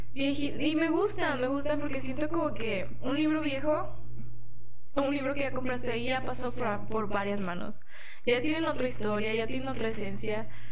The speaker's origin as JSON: {"language": "Spanish", "country": "Mexico", "tie": "born or raised there", "also_born_or_lived": "Guadalajara", "moved": "yes", "said": "Y pues cerca del pueblo no había lugares con librerías, estaba la ciudad que se llama La Piedad"}